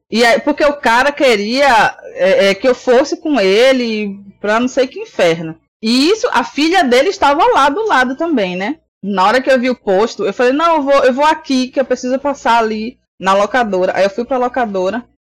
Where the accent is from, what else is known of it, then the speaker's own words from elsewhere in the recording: Salvador, Bahia, Brazil; eu tinha 11 anos, então para mim é adolescente para criança. E eu não tinha costume de andar de ônibus lá na minha cidade chamada Paripe é um bairro daqui de Salvador.